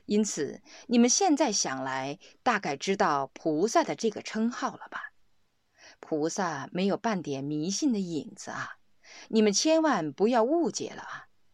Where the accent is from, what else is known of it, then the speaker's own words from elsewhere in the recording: Sichuan, China; 用我们四川人的话来说，就叫瑜伽